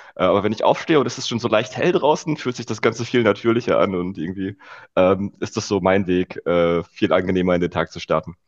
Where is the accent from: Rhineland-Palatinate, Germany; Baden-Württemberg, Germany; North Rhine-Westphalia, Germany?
North Rhine-Westphalia, Germany; Rheda-Wiedenbrück; now in Berlin, Germany; Reda Wiedenbrück heißt das Städtchen